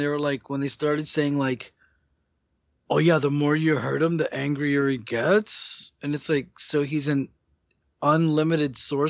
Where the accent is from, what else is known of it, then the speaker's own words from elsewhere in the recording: United States; born there; I'd rather be here than the country of my blood origin, even though I'm... was born here, but I'd rather live here than Dominican Republic